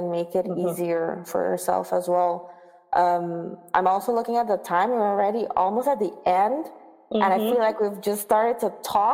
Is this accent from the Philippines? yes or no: no; Aruba; moved away as an adult; also born or lived in Netherlands; I'm from Aruba